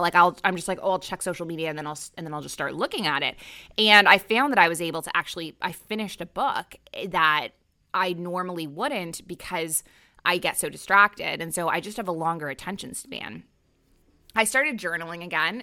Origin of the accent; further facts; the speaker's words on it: Canada; moved away as an adult; also born or lived in Middle East; now in Bali, Indonesia; I'm a Canadian who moved across the world to the Middle East at age twenty-three, and I never went back